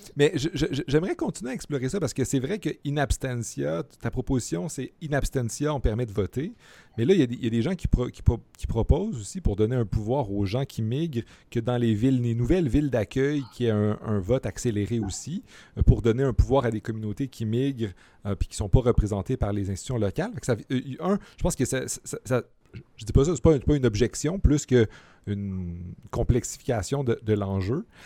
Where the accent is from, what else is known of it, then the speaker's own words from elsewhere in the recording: Montreal, Quebec, Canada; en tant que Montréalais